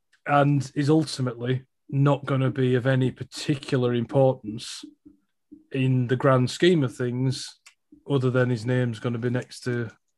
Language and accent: English; United Kingdom; I am a Brit. I'm more of a Brit than a royalist.